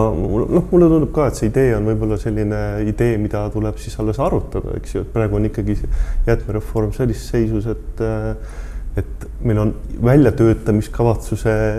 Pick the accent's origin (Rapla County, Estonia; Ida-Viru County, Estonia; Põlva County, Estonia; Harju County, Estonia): Põlva County, Estonia; Põlva; also born or lived in Tartu; now in Tallinn, Estonia; ise olen äh, Põlvast pärit ja, ja elan Tartus ja nüüd Tallinnas